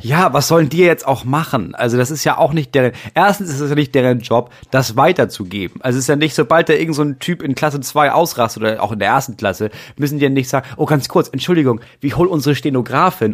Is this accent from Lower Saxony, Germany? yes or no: no; Schleswig-Holstein, Germany; bei uns Schleswig-Holsteinern